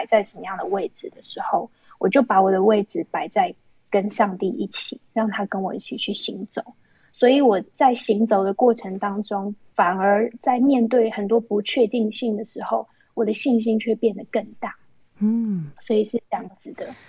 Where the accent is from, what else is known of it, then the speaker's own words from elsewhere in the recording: Taiwan; moved away as an adult; now in China; 最让我印象深刻的就是我从台湾搬来大陆的时候